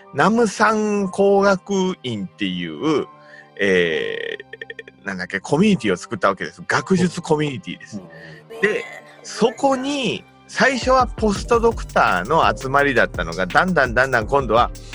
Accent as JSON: {"language": "Japanese", "region": "Nagasaki", "country": "Japan", "moved": "yes", "said": "僕、長崎なんですけど"}